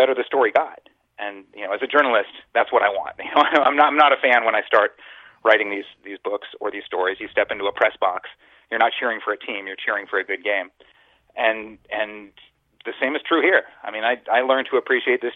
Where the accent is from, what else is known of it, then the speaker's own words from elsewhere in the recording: San Francisco, California, United States; I was raised in San Francisco in the Bay Area as a Giants fan